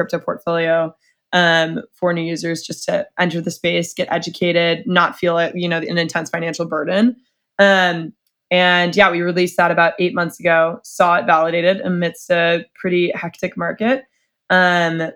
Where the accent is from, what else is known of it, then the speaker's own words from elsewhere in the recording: Dallas, Texas, United States; moved away; I'm from Dallas, Texas originally.